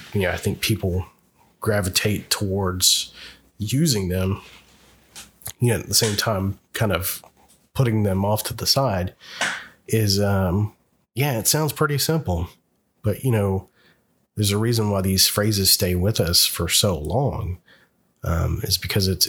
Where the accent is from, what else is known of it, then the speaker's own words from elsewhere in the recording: the South, United States; moved away; I'm originally from the South